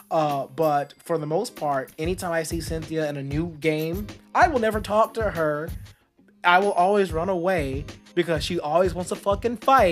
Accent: Texas, United States; I was growing up in Texas, and I was at a huge high school

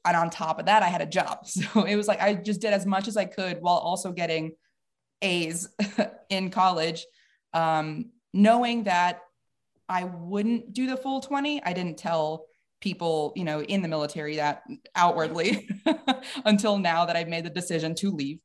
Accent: White Plains, New York, United States; moved away as an adult; I'm from Westchester County, White Plains, New York, downstate

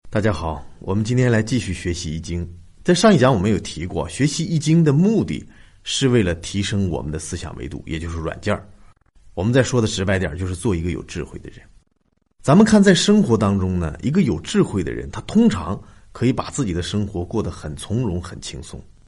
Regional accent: China; 我们中国人常常听说的那句话

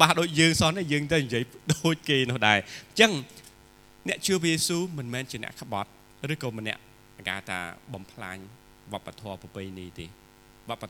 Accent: Cambodia

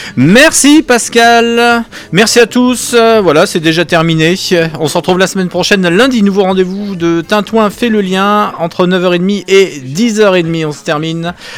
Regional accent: Lyon, Auvergne-Rhône-Alpes, France; moved away; je suis lyonnais

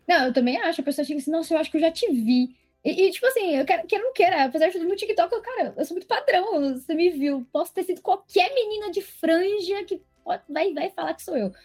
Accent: Guarulhos, São Paulo, Brazil; sou de Guarulhos

